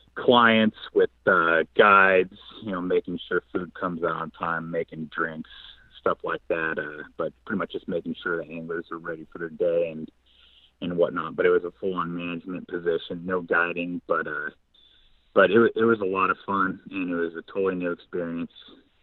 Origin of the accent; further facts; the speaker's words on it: Pacific Northwest, United States; I'm a guy from the Northwest, and when you're a guy from the Northwest, you start to long for the rain, you start to long for the mountains and steelhead.